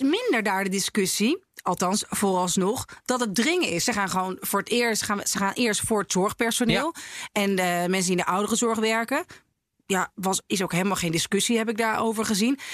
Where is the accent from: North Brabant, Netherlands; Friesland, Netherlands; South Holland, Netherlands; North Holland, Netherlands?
North Holland, Netherlands; in de enclave in Noord-Holland waar ik ben opgegroeid